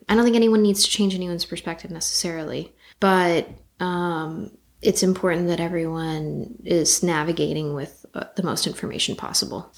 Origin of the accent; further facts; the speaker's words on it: Los Angeles, California, United States; I grew up in Los Feliz in the 90s